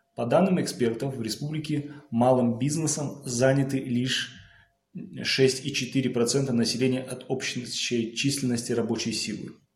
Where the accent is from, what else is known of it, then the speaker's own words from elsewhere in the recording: Beslan, North Ossetia–Alania, Russia; я сам из Беслана